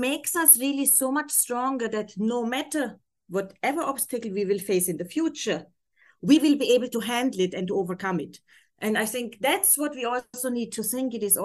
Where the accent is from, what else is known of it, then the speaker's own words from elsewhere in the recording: Germany; accent: German; English is a second language; moved away as an adult; now in Abu Dhabi, United Arab Emirates; originally I'm from Germany